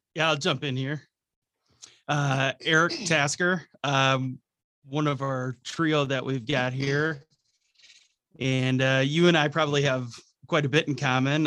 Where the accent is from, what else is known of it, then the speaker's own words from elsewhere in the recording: Milwaukee, Wisconsin, United States; Born and raised in Milwaukee